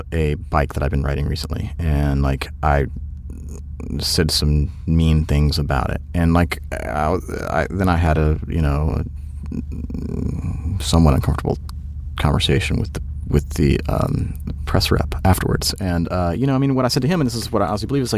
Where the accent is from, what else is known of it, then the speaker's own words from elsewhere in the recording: Georgia, United States; I'm from Georgia